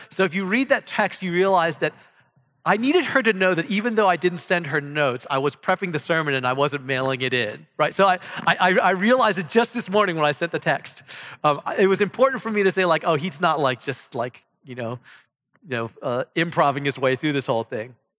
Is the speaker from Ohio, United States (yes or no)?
yes; Ohio, United States; moved away as an adult; now in Texas, United States; I come from Ohio